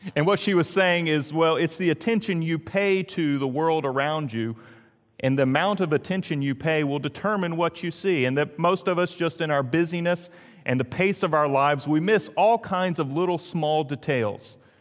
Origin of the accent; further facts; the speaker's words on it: Greensboro, North Carolina, United States; Now, as a kid, I grew up in Greensboro, North Carolina. That was, I originally started there and then moved to Greenville, North Carolina.